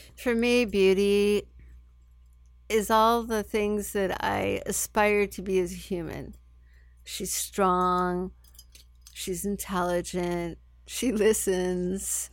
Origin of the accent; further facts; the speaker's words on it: San Francisco, California, United States; I grew up in San Francisco